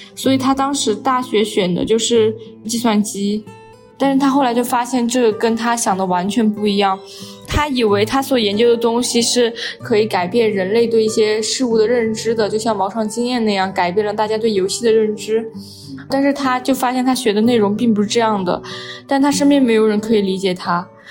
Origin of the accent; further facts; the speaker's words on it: Chongqing, China; now in Beijing, China; 我不是北京的，我是重庆的